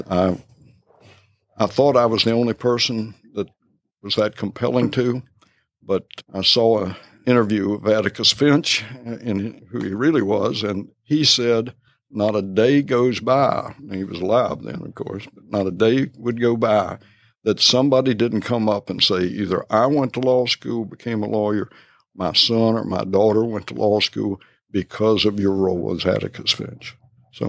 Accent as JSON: {"language": "English", "town": "Harrisonburg", "region": "Virginia", "country": "United States", "tie": "born or raised there", "also_born_or_lived": "Cape Charles, Virginia", "said": "I grew up in Harrisonburg"}